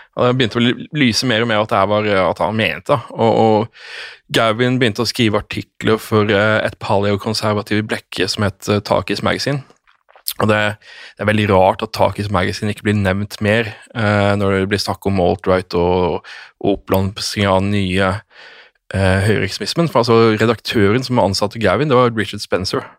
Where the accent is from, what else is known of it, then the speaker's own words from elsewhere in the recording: Norway; jeg som nordmann